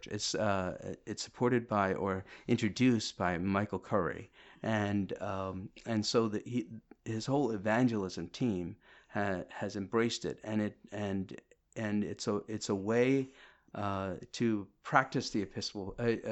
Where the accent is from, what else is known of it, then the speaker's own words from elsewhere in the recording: Kerala, India; so I'm from India, right? Mm-hmm. I was mm-hmm. born in India, you know, and um, India, South India, Kerala